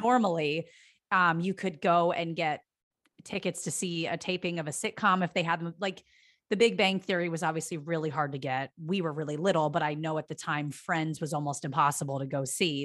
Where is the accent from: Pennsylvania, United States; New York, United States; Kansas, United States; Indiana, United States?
Pennsylvania, United States; now in Los Angeles, United States; I'm from Pennsylvania